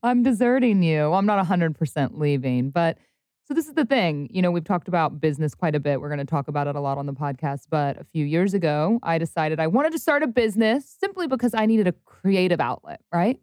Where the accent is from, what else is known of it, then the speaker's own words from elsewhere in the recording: Cincinnati, Ohio, United States; moved away; also born or lived in Louisville, Kentucky; I grew up in Cincinnati, Ohio